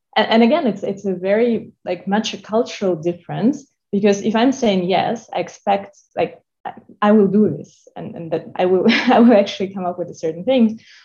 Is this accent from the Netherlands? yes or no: no; Moscow, Russia; moved away; I'm Russian. I was born in Moscow.